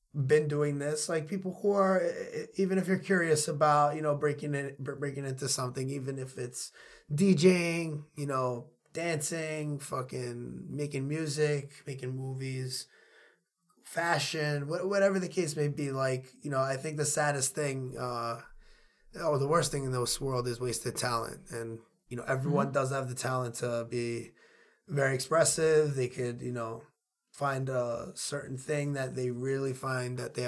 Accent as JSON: {"language": "English", "town": "New York City", "region": "New York", "country": "United States", "accent": "Queens", "said": "I'm from Queens"}